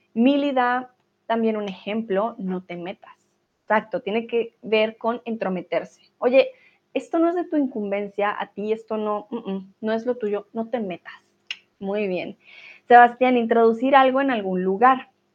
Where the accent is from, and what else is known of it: Colombia